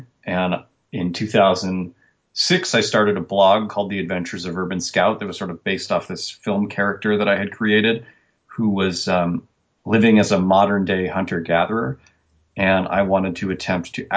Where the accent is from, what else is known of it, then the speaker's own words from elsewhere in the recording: Portland, Oregon, United States; born and raised in Portland, Oregon